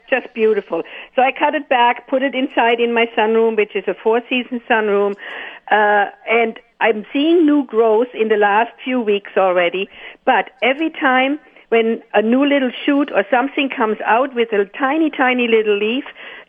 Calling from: Ste. Anne, Manitoba, Canada; I'm phoning from St. Anne

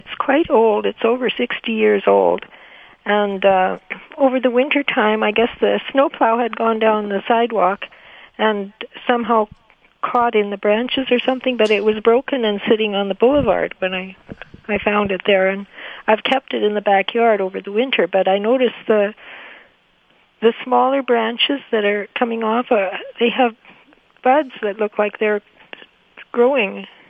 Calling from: Winnipeg, Manitoba, Canada; From Winnipeg.

